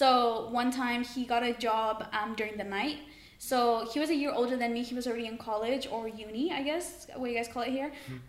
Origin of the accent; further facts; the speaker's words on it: Mexico; also born or lived in United States; I'm 20 years old. I was born in Mexico and I was raised in Mexico and America, but I come to the UK during the summers.